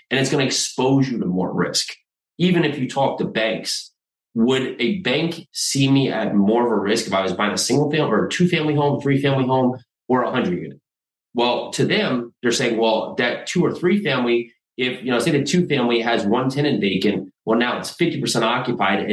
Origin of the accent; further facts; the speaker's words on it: New Jersey, United States; moved away as an adult; also born or lived in New York City; now in Tennessee, United States; So I'm in Tennessee now. I grew up in New Jersey.